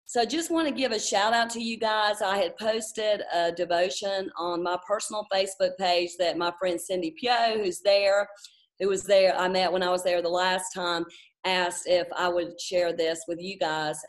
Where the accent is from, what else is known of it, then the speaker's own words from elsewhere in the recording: Charlotte, North Carolina, United States; moved away as an adult; also born or lived in Fort Bragg, North Carolina; now in Stuttgart, Germany; I was born and raised in Charlotte